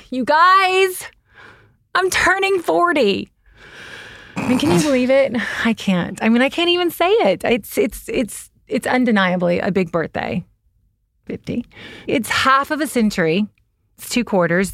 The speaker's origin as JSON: {"language": "English", "region": "the South", "country": "United States", "moved": "yes", "lives_now": "Los Angeles, United States", "said": "I'm from the South"}